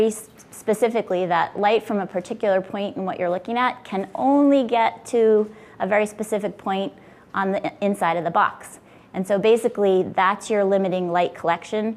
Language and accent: English; Billerica, Massachusetts, United States; also born or lived in Worcester, Massachusetts; I was born in Worcester in the center of the state. I moved to Billerica, Mass when I was 2 with my family. I went to Billerica Memorial High School